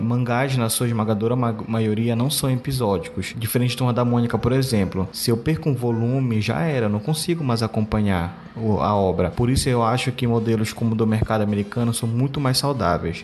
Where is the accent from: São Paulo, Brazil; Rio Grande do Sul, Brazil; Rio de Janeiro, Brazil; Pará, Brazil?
Pará, Brazil; Belém; sou de Belém do Pará.